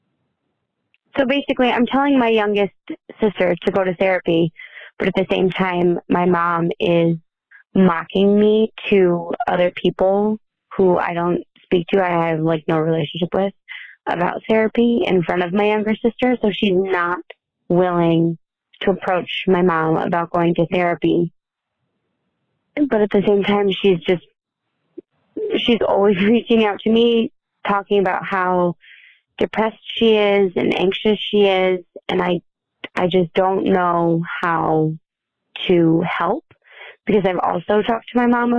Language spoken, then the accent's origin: English; Michigan, United States; I'm from Michigan.